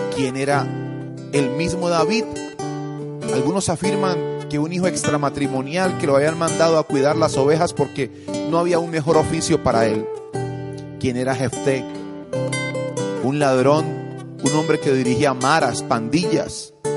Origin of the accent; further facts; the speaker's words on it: Colombia; en mi país, en Colombia